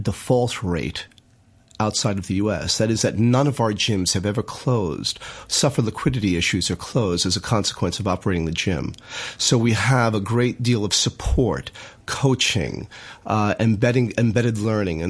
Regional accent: New York, United States; now in Hong Kong; I'm from New York

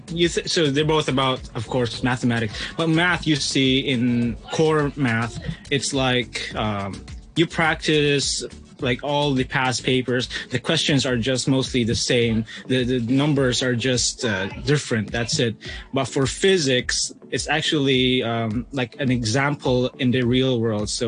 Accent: Philippines; now in Hong Kong; I'm from the Philippines.

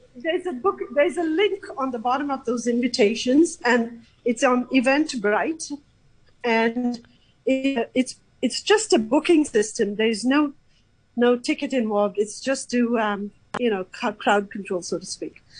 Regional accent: Sri Lanka; now in Hong Kong; I'm from Sri Lanka

